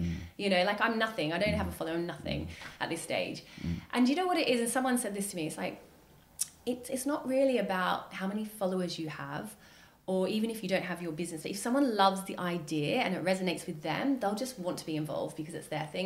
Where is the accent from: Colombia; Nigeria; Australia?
Australia; now in United Kingdom; I'm Australian